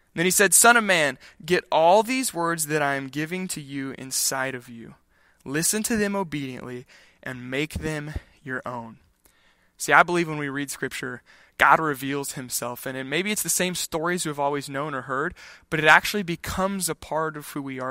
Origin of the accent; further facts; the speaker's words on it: Kansas, United States; when I grew up in Kansas